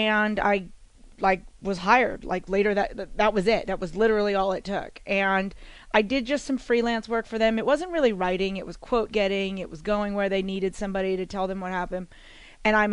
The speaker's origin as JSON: {"language": "English", "region": "New Jersey", "country": "United States", "also_born_or_lived": "West Virginia", "moved": "as an adult", "said": "I'm from New Jersey"}